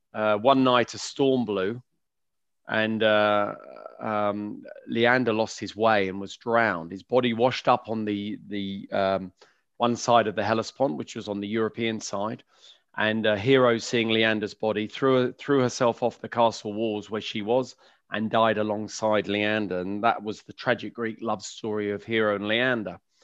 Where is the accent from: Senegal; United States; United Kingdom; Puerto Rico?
United Kingdom; London; I grew up in West London, uh, in Kew